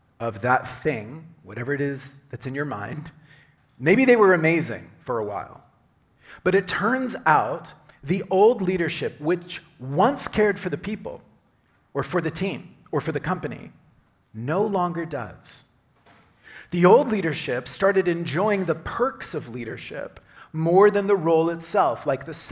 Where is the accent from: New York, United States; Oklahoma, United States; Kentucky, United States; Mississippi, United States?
Oklahoma, United States; moved away; I grew up in Oklahoma